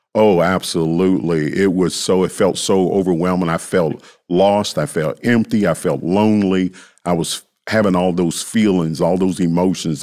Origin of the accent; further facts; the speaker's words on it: Memphis, Tennessee, United States; I grew up in South Memphis